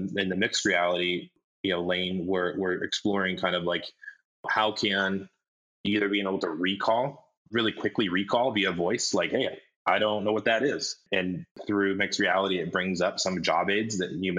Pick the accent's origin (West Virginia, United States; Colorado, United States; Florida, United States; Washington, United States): Colorado, United States; I grew up in Colorado, and we had good schools